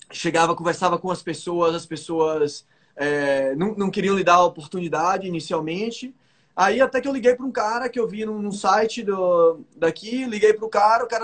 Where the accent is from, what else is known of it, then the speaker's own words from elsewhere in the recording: Bahia, Brazil; moved away as an adult; now in Miami, United States; eu sou da Bahia. Aí ele já respondeu em, em português para mim, você é baiano? Eu disse, pô, sou baiano.